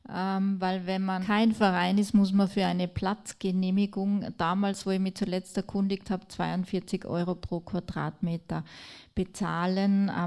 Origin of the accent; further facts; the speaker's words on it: Tyrol, Austria; Ich komme aus Tirol und dort, ähm, ähm, also nicht überall, aber dort, wo die wenigsten Flüchtlinge sind, äh, schimpft man am meisten drüber